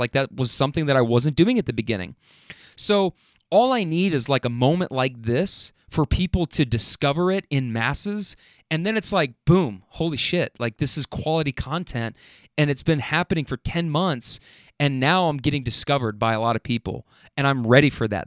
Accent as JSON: {"language": "English", "town": "Louisville", "region": "Kentucky", "country": "United States", "also_born_or_lived": "Lexington, Kentucky", "moved": "as an adult", "lives_now": "Atlanta, United States", "said": "I'm from Louisville, Kentucky"}